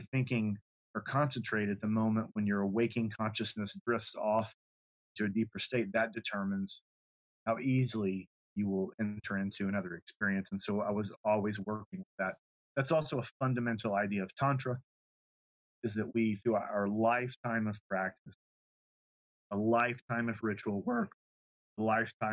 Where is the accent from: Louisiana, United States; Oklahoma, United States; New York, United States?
Louisiana, United States; Lafayette; growing up in Louisiana, particularly Lafayette, there was a heavily French influence.